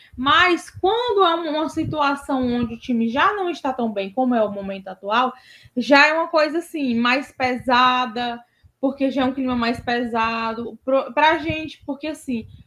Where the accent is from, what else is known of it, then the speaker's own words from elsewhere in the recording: Fortaleza, Ceará, Brazil; No bairro onde eu cresci, que é Joaquim Távora, aqui de Fortaleza